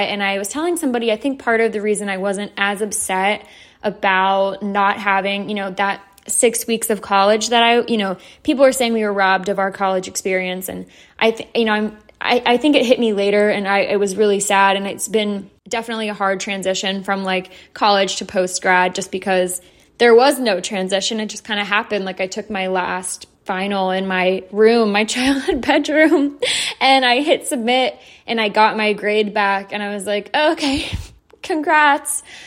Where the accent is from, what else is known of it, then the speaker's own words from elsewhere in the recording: Atlanta, Georgia, United States; I'm from Atlanta, so I live very close to Athens, Georgia